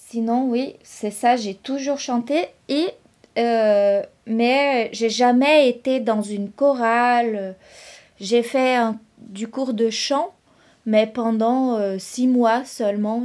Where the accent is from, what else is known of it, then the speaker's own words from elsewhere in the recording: São Carlos, São Paulo, Brazil; first language Brazilian Portuguese; French is a second language; moved away as an adult; also born or lived in São José do Rio Preto / Londrina; now in Rennes, France; je suis née à São José do Rio Preto mais c'est une ville où j'ai jamais habité. En fait, j'ai grandi à San Carlos